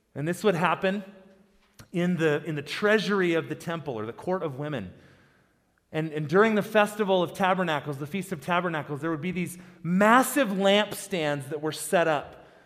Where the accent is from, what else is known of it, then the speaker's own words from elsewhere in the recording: South Dakota, United States; also born or lived in Boise, Idaho; now in Colorado, United States; I grew up in South Dakota